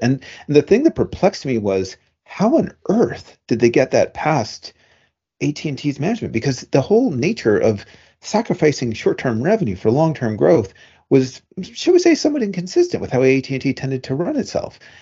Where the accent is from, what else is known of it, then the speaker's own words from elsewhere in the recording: Canada; now in United States; Me as a Canadian